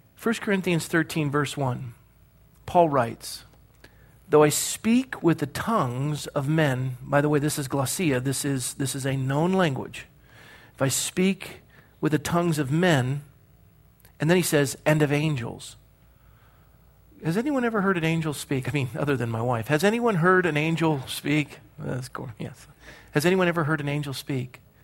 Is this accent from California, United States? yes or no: yes; Coronado, California, United States; I was born and raised in Coronado, California